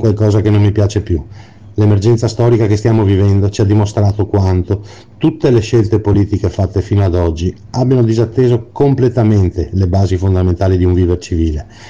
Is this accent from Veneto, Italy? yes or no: yes; Venice, Veneto, Italy; sono veneziano